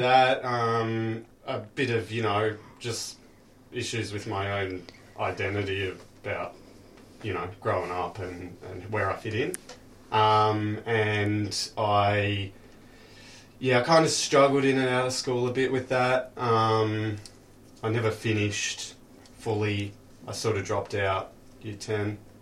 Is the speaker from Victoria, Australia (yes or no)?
yes; Frankston, Victoria, Australia; now in Cheltenham, Australia; I grew up in Frankston.